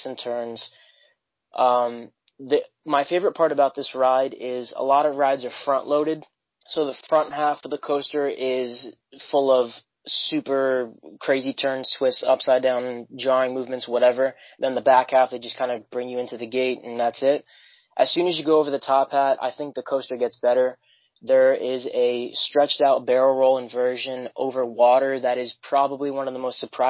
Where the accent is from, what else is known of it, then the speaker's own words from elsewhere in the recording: Florida, United States; Growing up in Florida